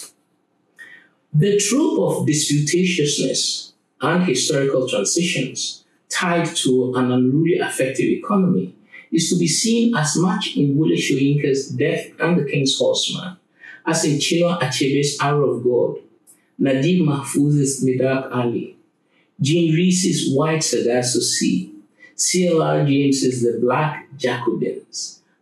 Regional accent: Ghana; I come from Ghana, and in the Akan culture from which I hail

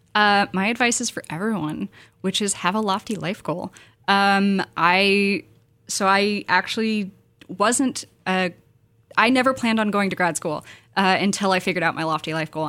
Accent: San Francisco Bay Area, California, United States; I was born and raised in the Bay

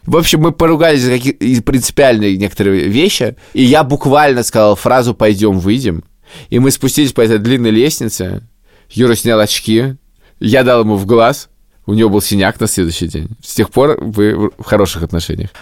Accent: Moscow, Russia; also born or lived in Riga; Я вырос на Маяковке

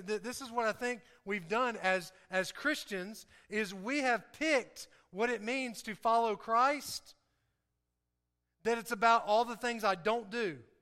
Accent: the South, United States; I talk different, um, I, I act different, uh, in, in some ways because I'm from the South

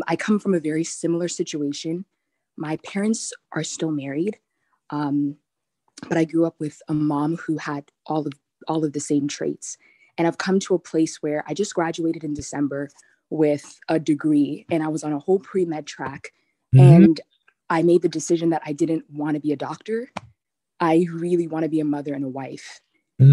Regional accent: New Jersey, United States; I'm from Jersey

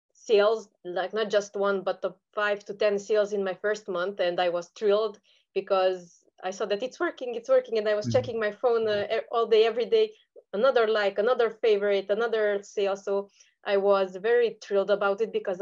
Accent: Romania; I am from Eastern Europe. I am from Romania.

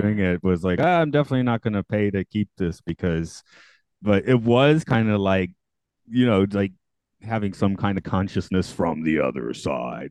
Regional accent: Atlanta, Georgia, United States; I'm from Atlanta

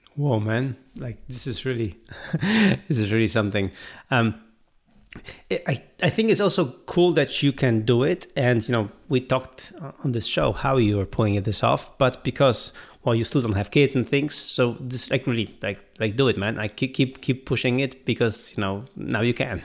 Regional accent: Gdynia, Pomeranian Voivodeship, Poland; my hometown of Gdynia

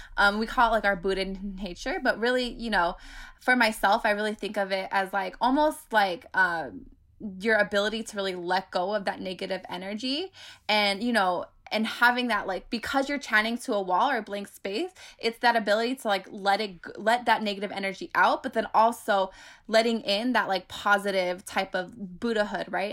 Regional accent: Bay Area, California, United States; I grew up in the Bay Area where public transportation is very, e, e, e, everywhere

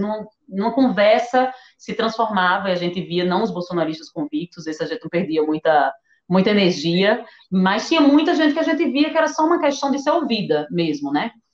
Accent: Northeast Region, Brazil; como nordestina

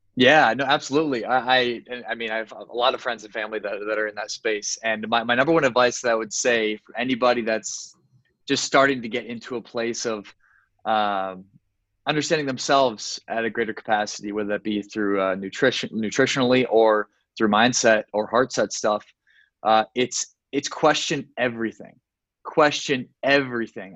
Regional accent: Sioux Falls, South Dakota, United States; moved away as an adult; now in Miami, United States; I eventually moved to Miami, Florida, from my hometown of Sioux Falls, South Dakota

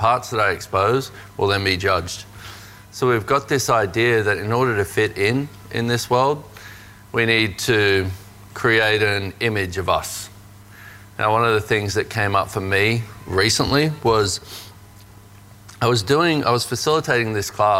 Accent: Australia; growing up in Australia as a man

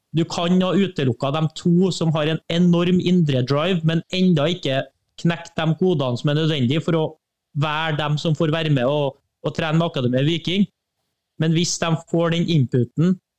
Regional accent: Trøndelag, Norway; Trøndelag, da, der jeg kommer fra, det er et svært område

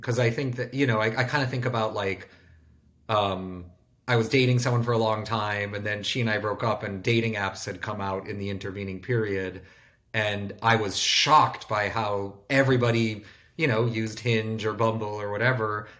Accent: Bloomfield Hills, Michigan, United States; I grew up in Michigan in a suburb called Bloomfield Hills where there was no downtown.

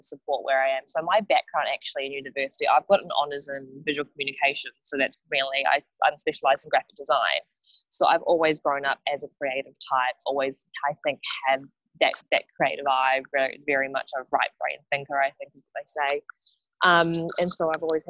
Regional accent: Wellington, New Zealand; moved away as an adult; also born or lived in South Korea (heritage); now in Sydney, Australia; Born and raised in Wellington

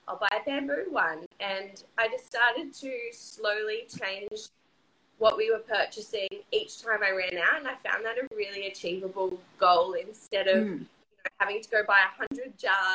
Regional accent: Port Douglas, Queensland, Australia; I grew up in Port Douglas, which is, like, right near the Great Barrier Reef

